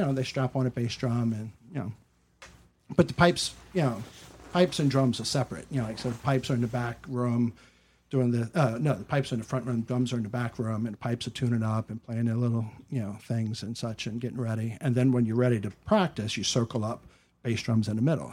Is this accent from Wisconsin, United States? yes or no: no; New Orleans, Louisiana, United States; moved away; also born or lived in New York; being born and raised in New Orleans